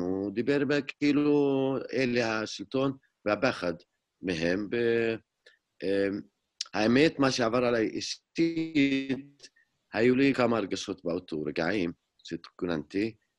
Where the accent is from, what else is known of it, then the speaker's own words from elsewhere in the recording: Hizma, Palestine; Hebrew is a second language; אני נולדתי וגדלתי באזור ירושלים, דווקא בכפר חזמה, שזה היום מעבר לגדר ההפרדה.